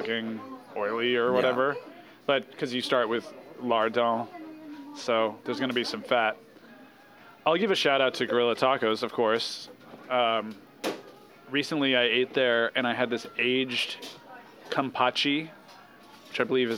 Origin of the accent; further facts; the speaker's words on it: United States; we're American